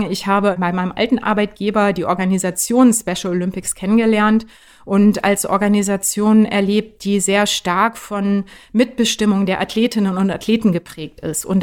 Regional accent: Baden-Württemberg, Germany; moved away as an adult; also born or lived in Neu-Ulm, Bavaria; now in Berlin, Germany; ich bin geboren, streng genommen, in Bayern, aber aufgewachsen in Baden-Württemberg.

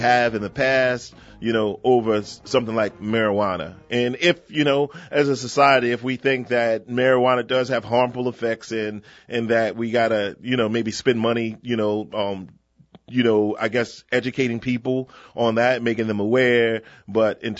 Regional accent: New Orleans, Louisiana, United States; growing up in Pigeon Town

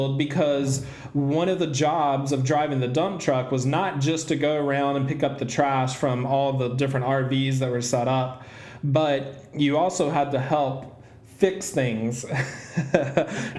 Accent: the South, United States; I was raised in the South

